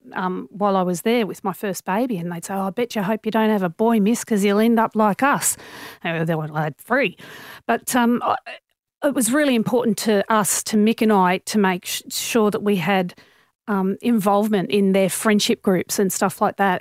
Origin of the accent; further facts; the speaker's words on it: Sydney, New South Wales, Australia; I grew up in Normanhurst, so that's in the northwestern suburbs of Sydney, so very suburban area